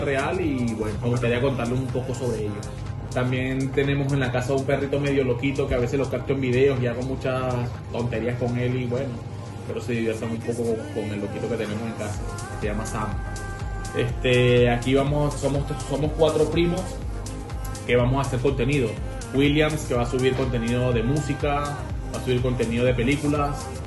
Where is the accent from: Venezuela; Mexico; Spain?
Venezuela; moved away as an adult; also born or lived in Curaçao / Aruba / United States; soy de Venezuela. En Venezuela tenía mi local de comida rápida